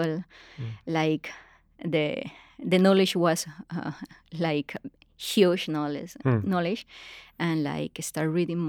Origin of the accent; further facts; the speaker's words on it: Bucaramanga, Santander, Colombia; I'm from Bucaramanga. It's a small city in Colombia, very conservative place.